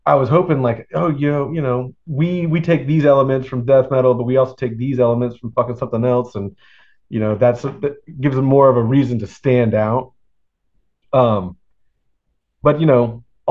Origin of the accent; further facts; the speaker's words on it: Florida, United States; I'm from Florida